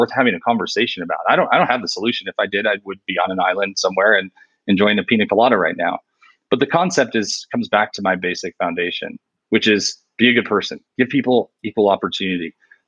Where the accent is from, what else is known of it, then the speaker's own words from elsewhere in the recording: New York, United States; I'm from New York